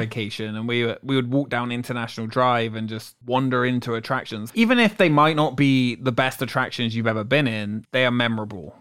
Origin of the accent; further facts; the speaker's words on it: England, United Kingdom; now in Orlando, United States; I'm from England, so I'm not from Ireland